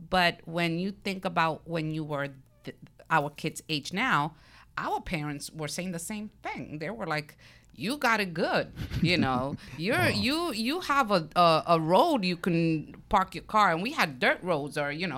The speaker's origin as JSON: {"language": "English", "town": "Brooklyn", "region": "New York", "country": "United States", "said": "I'm from Brooklyn, who can't tell by my accent, right?"}